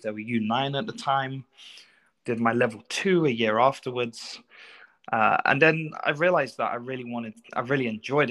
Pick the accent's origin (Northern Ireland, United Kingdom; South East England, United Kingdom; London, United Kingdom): London, United Kingdom; now in Canada; I grew up in North London. So I grew up in Tottenham